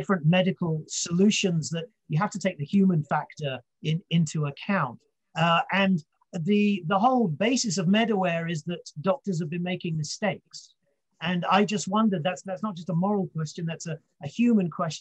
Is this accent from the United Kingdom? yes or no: yes; United Kingdom; I'm British.